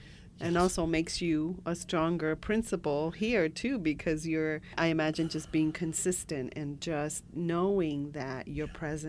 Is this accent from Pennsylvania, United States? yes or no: no; New York City, New York, United States; I was raised on 143rd and Willis Avenue.